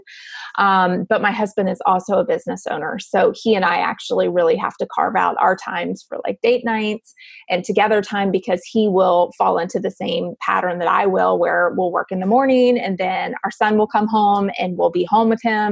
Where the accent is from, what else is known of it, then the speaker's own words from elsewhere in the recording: Gainesville, Florida, United States; moved away as an adult; now in St. Augustine, United States; I was born and raised in Gainesville, which is not very far away